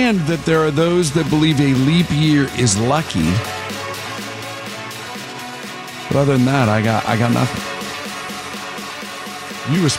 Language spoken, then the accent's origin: English; Cleveland, Ohio, United States; growing up in Cleveland